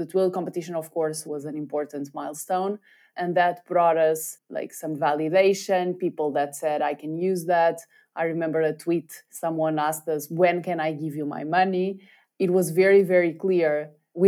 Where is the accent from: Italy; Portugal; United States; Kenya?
Portugal; we happened to be Portuguese